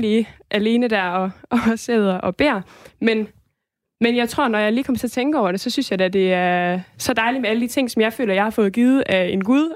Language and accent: Danish; Denmark; jeg er dansker